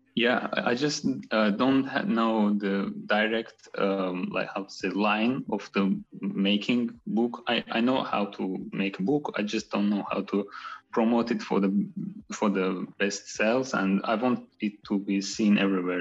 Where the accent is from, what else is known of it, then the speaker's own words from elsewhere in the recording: Baku, Azerbaijan; I was born in Baku in '96.